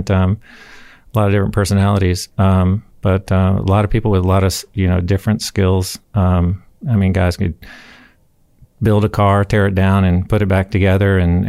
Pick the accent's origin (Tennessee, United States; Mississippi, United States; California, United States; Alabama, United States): Alabama, United States; Huntsville; I'm from Huntsville.